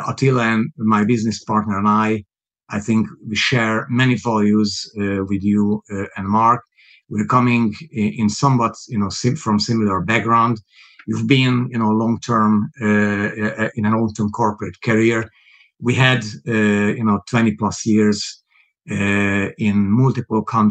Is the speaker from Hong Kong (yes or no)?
no; Hungary; English is a second language; moved away as an adult; also born or lived in Budapest / Hamburg / Moscow; now in United Kingdom; people hear that my accent is obviously not a British accent. It's not a native accent. I was born Hungarian.